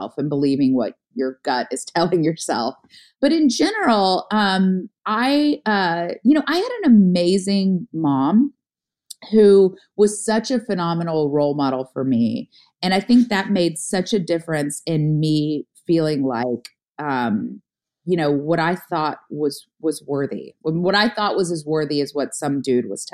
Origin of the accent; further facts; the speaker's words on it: the South, United States; as a girl growing up in the South